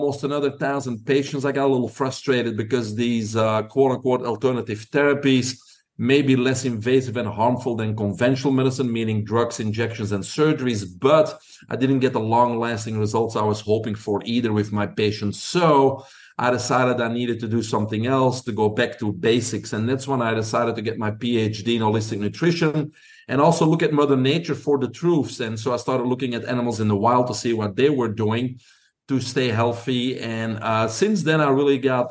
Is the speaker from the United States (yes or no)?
no; Belgium; moved away; Your listeners probably can pick up an accent. I'm originally from Belgium